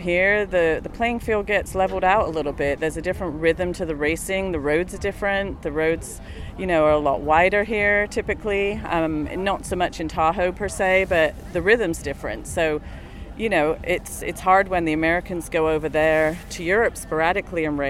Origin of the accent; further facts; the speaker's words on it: England, United Kingdom; now in United States; I grew up in England